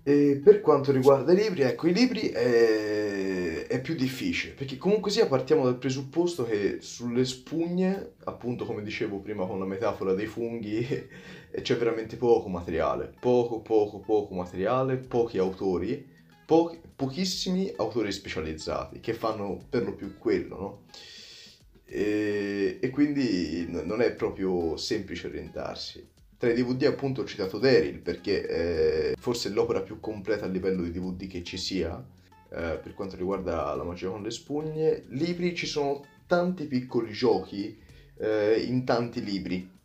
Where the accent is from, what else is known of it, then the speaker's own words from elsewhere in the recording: Prato, Tuscany, Italy; vengo da Prato, in Toscana, molto vicino a Firenze